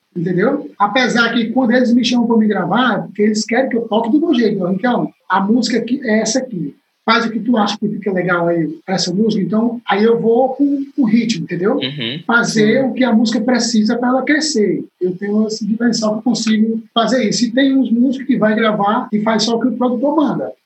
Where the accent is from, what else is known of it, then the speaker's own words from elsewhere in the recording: Quixadá, Ceará, Brazil; moved away as an adult; also born or lived in Fortaleza; Quando eu saí de Quixadá, que eu tocava na banda azul, que eu fui embora para Fortaleza, eu saí de Quixadá com 20 reais no bolso.